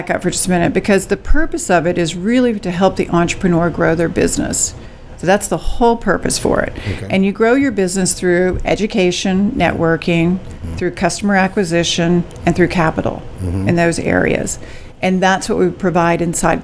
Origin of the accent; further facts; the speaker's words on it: San Angelo, Texas, United States; also born or lived in Dallas, United States; I'm from San Angelo